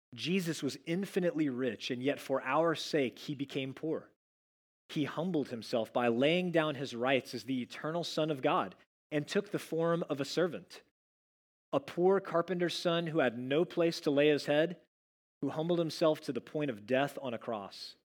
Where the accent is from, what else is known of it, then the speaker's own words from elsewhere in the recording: Dallas, Texas, United States; moved away; I'm from the Dallas area